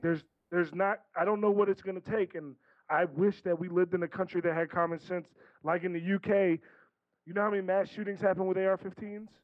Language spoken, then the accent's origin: English; right outside Baltimore, Maryland, United States; also born or lived in Washington, D.C.; I'm from Maryland. I grew up right outside Baltimore